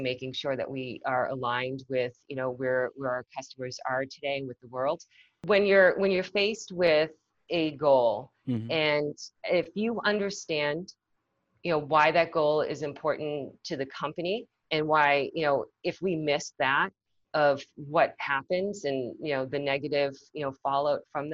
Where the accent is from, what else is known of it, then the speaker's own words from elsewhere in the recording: Massachusetts, United States; also born or lived in South Korea / Nashua, New Hampshire; I grew up in Massachusetts